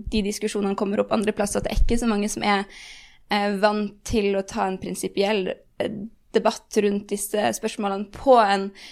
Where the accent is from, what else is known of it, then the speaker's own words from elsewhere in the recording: Bodø, Nordland, Norway; now in Oslo, Norway; jeg er veldig fra Bodø